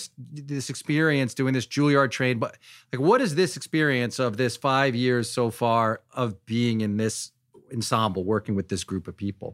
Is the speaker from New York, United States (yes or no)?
yes; New York, United States; I thought we're all from Long Island.